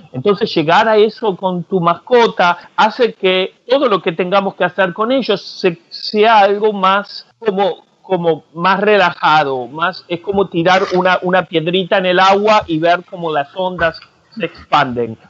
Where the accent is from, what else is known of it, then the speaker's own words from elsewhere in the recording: Argentina; soy argentino